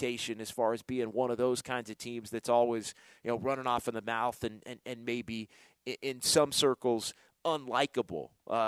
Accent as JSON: {"language": "English", "town": "Sacramento", "region": "California", "country": "United States", "tie": "born or raised there", "said": "it reminds me of growing up in Sacramento is the Kings and the Lakers going back to the 2000s. And that was a part of my youth and high school, college days."}